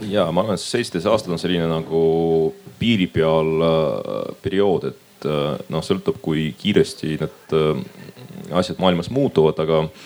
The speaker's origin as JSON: {"language": "Estonian", "town": "Pärnu", "region": "Pärnu County", "country": "Estonia", "said": "pärit olen Pärnust"}